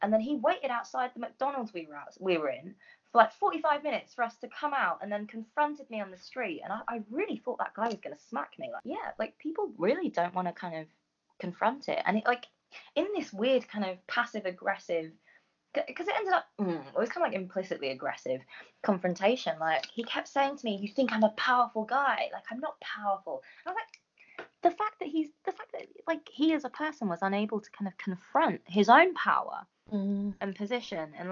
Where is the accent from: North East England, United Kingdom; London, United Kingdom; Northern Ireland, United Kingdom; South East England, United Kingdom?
London, United Kingdom; a brown girl growing up in North London